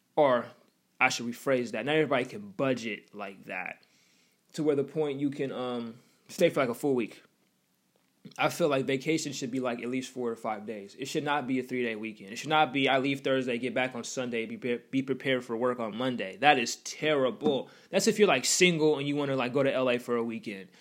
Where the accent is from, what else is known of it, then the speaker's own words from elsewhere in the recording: Washington, United States; accent: West Coast; I'm from Washington